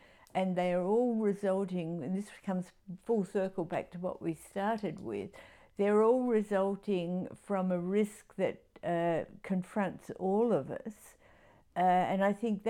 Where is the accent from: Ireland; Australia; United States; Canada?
Australia; Adelaide, South Australia; I grew up in Adelaide